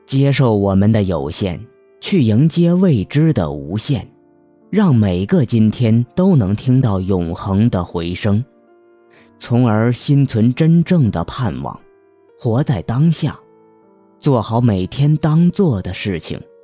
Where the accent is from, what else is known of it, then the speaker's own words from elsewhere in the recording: Hunan, China; 我们湖南人不区分前后鼻音